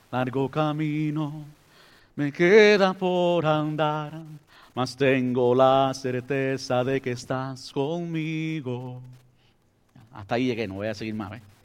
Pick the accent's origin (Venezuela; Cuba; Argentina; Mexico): Cuba; now in United States; soy cubano